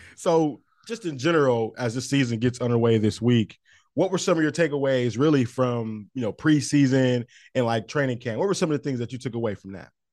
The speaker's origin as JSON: {"language": "English", "town": "Saginaw", "region": "Michigan", "country": "United States", "tie": "born or raised there", "said": "my hometown, Saginaw, Michigan, Saginaw Pride"}